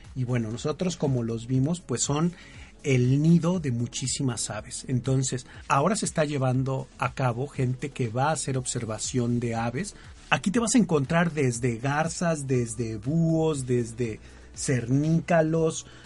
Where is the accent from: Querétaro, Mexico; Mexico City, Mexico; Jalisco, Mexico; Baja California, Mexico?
Mexico City, Mexico; los que somos de Distrito Federal o de la Ciudad de México